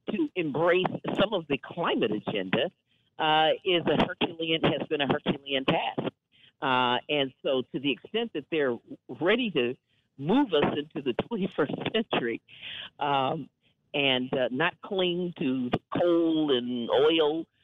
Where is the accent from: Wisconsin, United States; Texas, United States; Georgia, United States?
Wisconsin, United States; You know, I hail from Wisconsin, and of course, I grew up in a culture of clean air and clean water